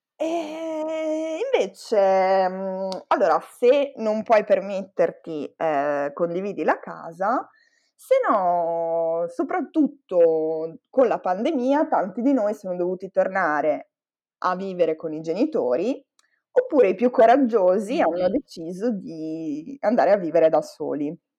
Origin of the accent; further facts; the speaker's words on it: Pigozzo, Italy; quando ero ragazzina vivevo a Pigozzo, che per chi non lo sapesse è un paese in culo ai lupi